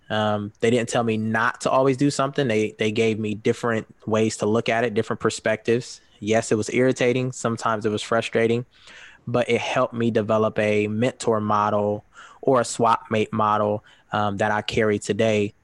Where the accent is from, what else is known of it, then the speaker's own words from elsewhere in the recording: Columbus, Ohio, United States; moved away as an adult; now in Grand Rapids, United States; I'm originally from Columbus, Ohio. Um, I moved to Grand Rapids about three years ago.